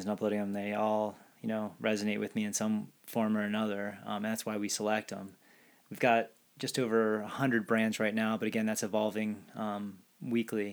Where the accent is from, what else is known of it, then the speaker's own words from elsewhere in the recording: New Jersey, United States; now in Boulder, United States; I grew up in South Jersey